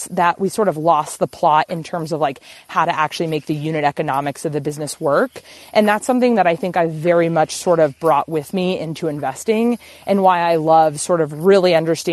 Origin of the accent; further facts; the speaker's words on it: Texas, United States; moved away; also born or lived in Bozeman, Montana; growing up in Texas, I was like the only, I was in the super, super small town